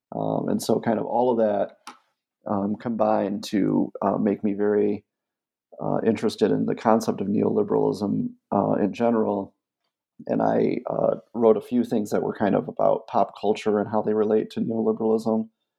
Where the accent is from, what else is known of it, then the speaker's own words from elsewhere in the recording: Michigan, United States; before I even became an academic, I grew up outside of Flint, Michigan.